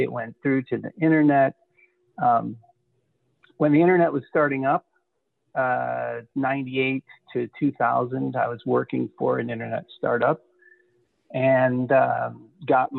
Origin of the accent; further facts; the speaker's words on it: Detroit, Michigan, United States; I grew up in Detroit